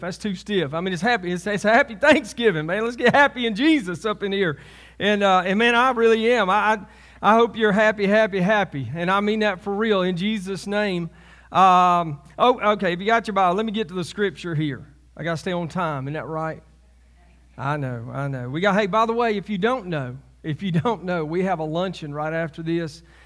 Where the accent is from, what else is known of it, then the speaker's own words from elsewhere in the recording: Alabama, United States; also born or lived in Selma, Alabama; I'm from Alabama